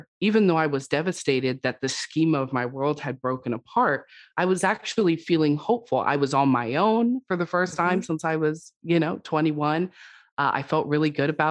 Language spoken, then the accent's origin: English; West Coast, United States; I'm from the West Coast